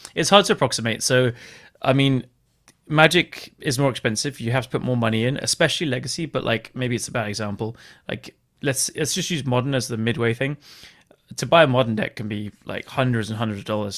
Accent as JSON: {"language": "English", "region": "England", "country": "United Kingdom", "said": "me being English"}